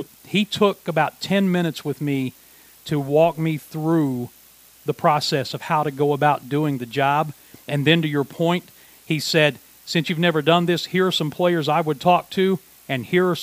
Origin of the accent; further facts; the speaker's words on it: Williamson, West Virginia, United States; moved away; I was a 20-year-old working at my hometown radio station in Williamson, West Virginia